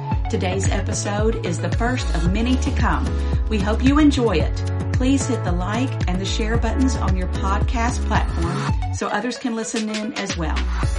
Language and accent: English; the South, United States; I'm from the South.